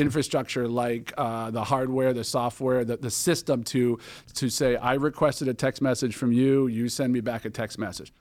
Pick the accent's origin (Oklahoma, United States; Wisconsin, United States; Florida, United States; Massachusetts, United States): Massachusetts, United States; Boston; moved away as an adult; also born or lived in Palo Alto, California; now in California, United States; I'm from Boston originally, and, um, was, uh, Boston Kid, loved sports, loved, uh, everything Boston, moved out to California ten years ago now